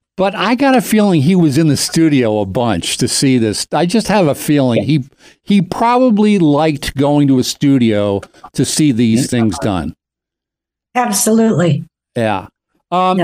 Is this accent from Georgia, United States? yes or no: no; Doylestown, Pennsylvania, United States; I grew up in Doylestown, Pennsylvania